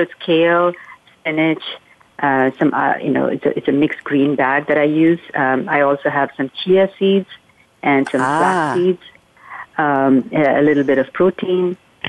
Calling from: Palo Alto, California, United States; I am calling from Palo Alto, California.

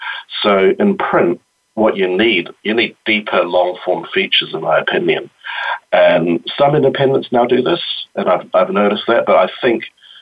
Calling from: Wellington, New Zealand; I'm calling in from Wellington, New Zealand, where it's Friday morning.

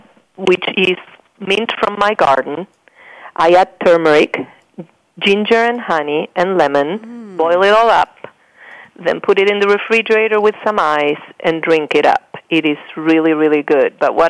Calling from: California, United States; I'm calling from the East Bay, California.

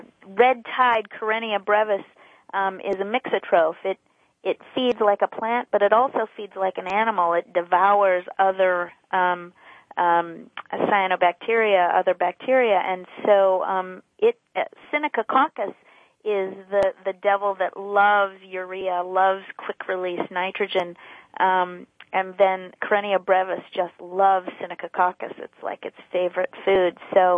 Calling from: Sarasota, Florida, United States; I'm calling from Sarasota, Florida.

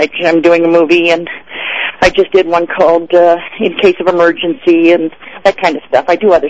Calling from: Mammoth Lakes, California, United States; I'm crawling from Mammoth Lakes, which is at 8,000 feet in the Sierras in California.

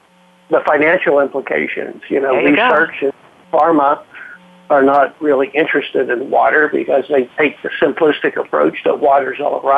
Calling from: Fort Myers, Florida, United States; I'm calling you from Fort Myers

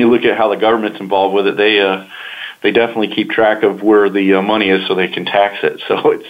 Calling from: Kentucky, United States; moved away as an adult; Well, I recently moved from Kentucky to South Carolina, and we're in the process of moving, so I'm actually calling from South Carolina.

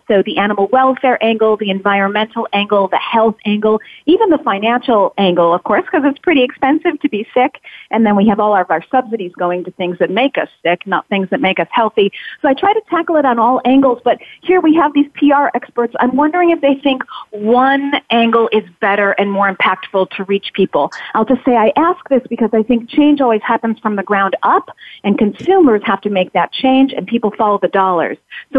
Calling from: Chicago, Illinois, United States; I'm calling from Chicago, and I'm a radio host there.

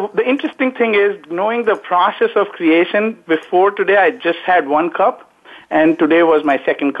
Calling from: Naperville, Illinois, United States; also born or lived in Indonesia; I'm calling from a town called Naperville, Illinois, just outside of Chicago.

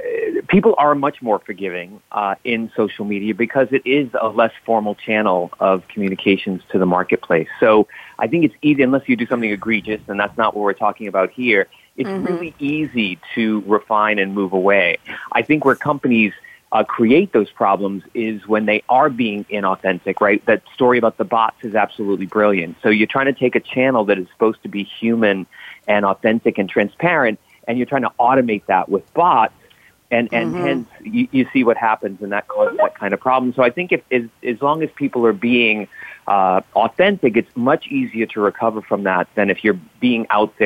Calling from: Miami Beach, Florida, United States; I am calling from Miami Beach today

